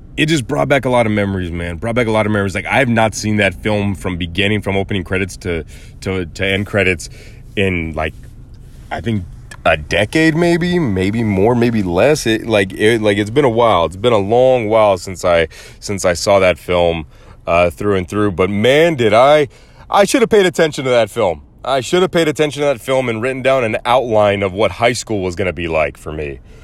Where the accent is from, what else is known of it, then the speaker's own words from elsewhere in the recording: United States; I may have Mexican and German heritage, but I was born in the United States of America, and that's my country.